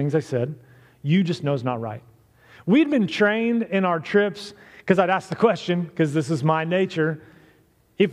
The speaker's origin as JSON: {"language": "English", "town": "Miamisburg", "region": "Ohio", "country": "United States", "tie": "born or raised there", "said": "I grew up in Miamisburg"}